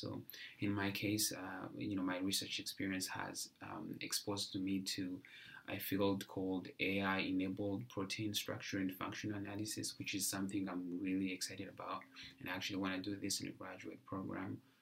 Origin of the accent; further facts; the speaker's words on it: Rwanda; moved away as an adult; I am originally from Rwanda